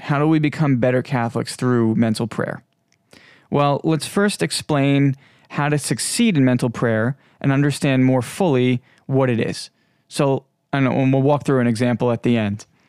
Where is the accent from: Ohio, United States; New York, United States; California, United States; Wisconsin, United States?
New York, United States; Long Island; I am from the United States, more specifically Long Island, New York, and I'm sure you might be able to hear it in my voice.